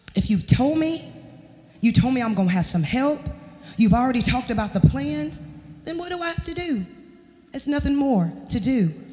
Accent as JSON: {"language": "English", "town": "Charlotte", "region": "North Carolina", "country": "United States", "moved": "yes", "said": "I'm gonna go back home. I'm from Charlotte. I'm gonna go back home. I'm gonna stay with my mom and my dad"}